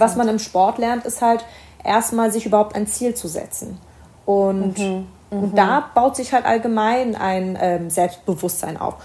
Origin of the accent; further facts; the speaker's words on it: Berlin, Germany; Meine Familie kommt aus dem Libanon. Ich bin in Berlin geboren.